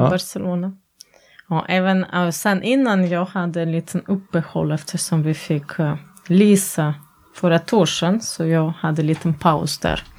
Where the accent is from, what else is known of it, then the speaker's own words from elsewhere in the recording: Latvia; Swedish is a second language; also born or lived in Norway; now in Sweden; jag är från Lettland